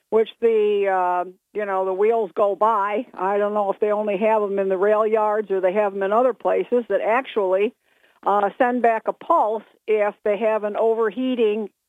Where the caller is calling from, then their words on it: Binghamton, New York, United States; from Bingo.